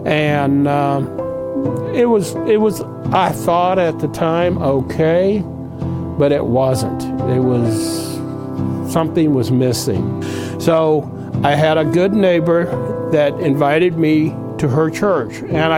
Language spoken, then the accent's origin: English; Omaha, Nebraska, United States; accent: Yankee; moved away; also born or lived in Albany, Georgia / Montgomery, Alabama; I'm originally from Omaha, Nebraska, but my dad was in the cattle business, and we moved down south, and south being, first of all, Albany, Georgia, and then eventually Montgomery, Alabama, when I was 15.